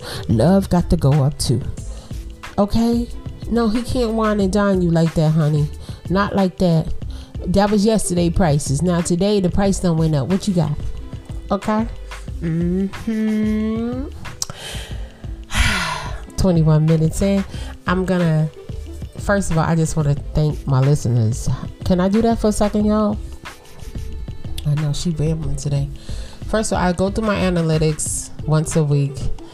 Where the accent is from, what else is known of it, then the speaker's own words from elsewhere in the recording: Brooklyn, New York, United States; Y'all know I'm from Brooklyn. I'm a Brooklyn girl. Yeah. Brookline houses, Louis Pink houses, and then I moved to the Poconos, basically.